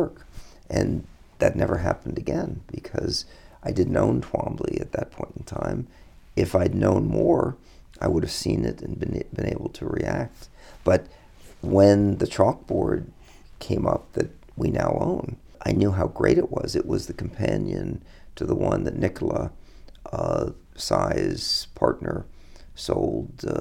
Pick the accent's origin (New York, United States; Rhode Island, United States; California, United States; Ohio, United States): New York, United States; New York City; growing up in New York